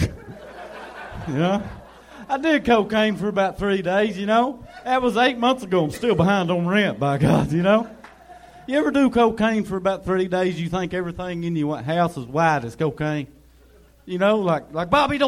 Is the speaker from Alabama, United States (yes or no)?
no; Eastern Kentucky, United States; I'm originally from Eastern Kentucky